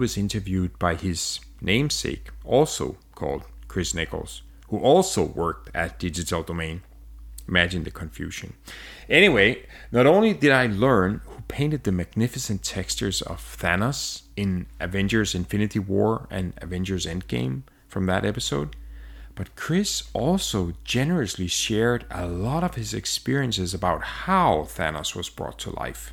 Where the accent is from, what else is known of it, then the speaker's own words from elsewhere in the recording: Denmark; now in Montreal, Canada; I'm from Denmark. My wife is from Spain. And we live in Montreal, Canada.